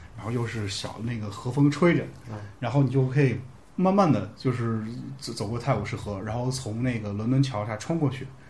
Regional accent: China; 我们中国人

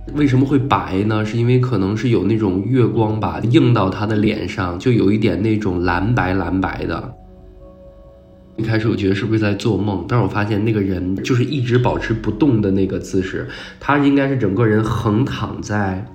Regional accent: Beijing, China; 今年三十三岁，然后我是北京人

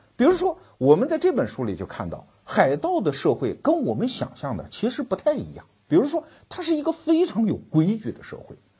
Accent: China; 我们中国人

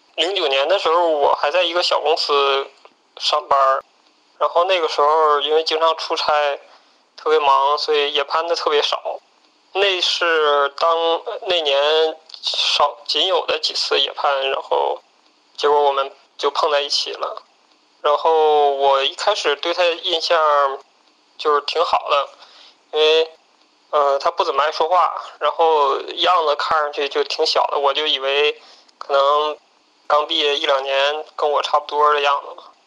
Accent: Northeast China, China; now in Beijing, China; 我是东北人

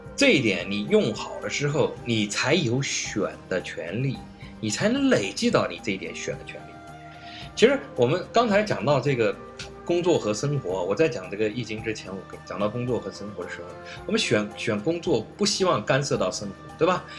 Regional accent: China; 我们中国人

